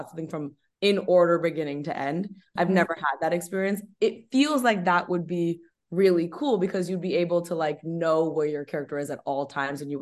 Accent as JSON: {"language": "English", "country": "Canada", "said": "I'm Canadian"}